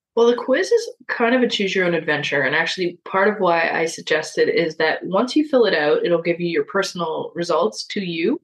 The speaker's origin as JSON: {"language": "English", "town": "Toronto", "region": "Ontario", "country": "Canada", "tie": "born or raised there", "said": "my childhood growing up in Parkdale in Toronto"}